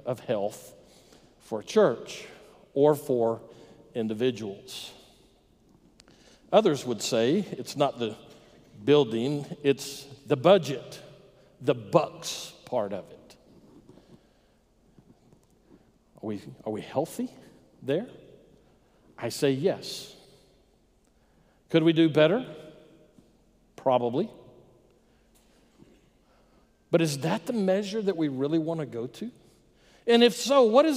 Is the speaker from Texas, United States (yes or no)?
yes; Texas, United States; I grew up in Texas Baptist churches